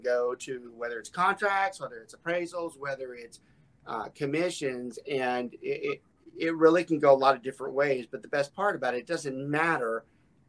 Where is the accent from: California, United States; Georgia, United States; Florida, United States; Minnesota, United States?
Georgia, United States; Atlanta; moved away; also born or lived in Southern Louisiana; I grew up in the Atlanta area